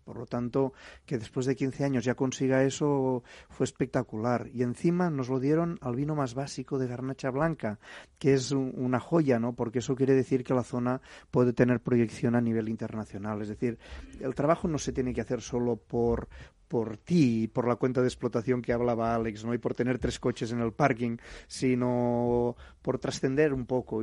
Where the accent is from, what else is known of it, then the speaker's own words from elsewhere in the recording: Gandesa, Catalonia, Spain; moved away as an adult; also born or lived in Paris; regresaba a Gandesa, mi ciudad natal